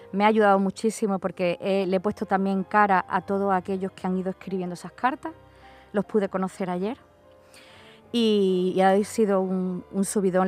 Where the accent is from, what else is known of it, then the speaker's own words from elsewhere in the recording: Málaga, Andalusia, Spain; soy de Málaga